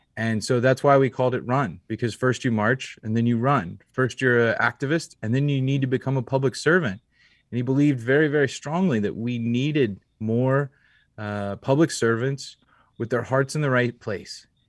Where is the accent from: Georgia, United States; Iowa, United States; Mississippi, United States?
Georgia, United States; Atlanta; growing up in Atlanta